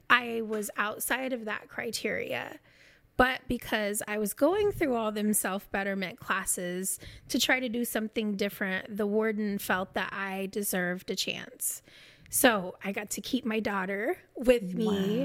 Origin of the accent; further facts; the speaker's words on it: Kansas, United States; moved away as an adult; also born or lived in Oklahoma; I'm from Kansas